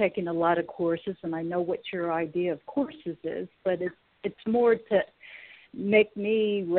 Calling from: California, United States; I'm from California.

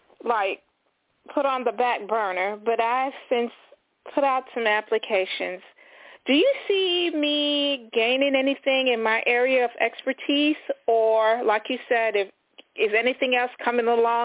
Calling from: Florida, United States; from Florida.

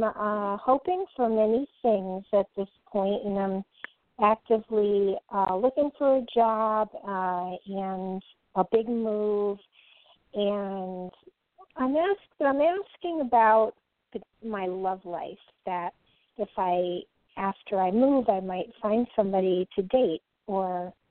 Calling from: California, United States

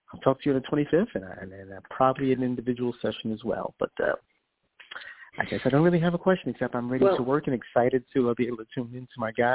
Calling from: New York, United States; Oh, sure. … I'm calling from New York.

